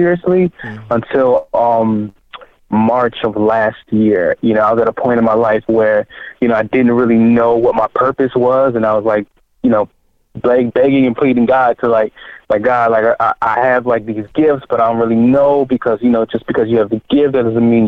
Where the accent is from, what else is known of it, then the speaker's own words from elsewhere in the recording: Miami, Florida, United States; also born or lived in Haiti; physically born in Haiti, but raised in, you know, city of Miami.